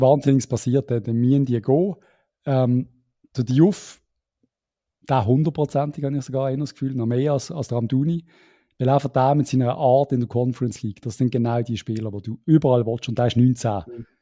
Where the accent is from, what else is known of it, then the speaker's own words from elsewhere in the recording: Switzerland; als Schweizer